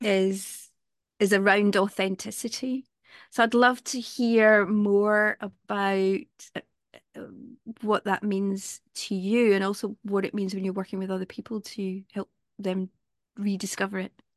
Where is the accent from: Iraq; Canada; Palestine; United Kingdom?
United Kingdom; Glasgow, Scotland; I come from Glasgow